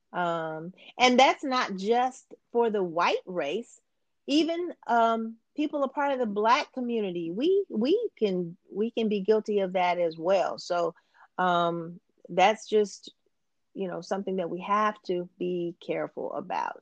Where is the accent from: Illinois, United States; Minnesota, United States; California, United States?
Illinois, United States; Champaign; I am originally from Champaign, Urbana, Illinois